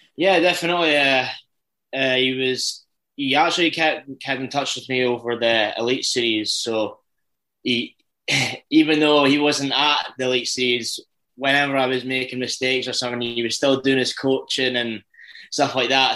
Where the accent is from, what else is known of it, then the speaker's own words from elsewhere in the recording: Dundee, Scotland, United Kingdom; accent: Scottish; I'm from Dundee